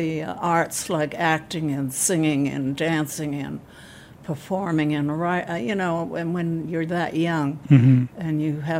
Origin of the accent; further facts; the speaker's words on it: Boston, Massachusetts, United States; moved away; also born or lived in Connecticut; I was born in Boston.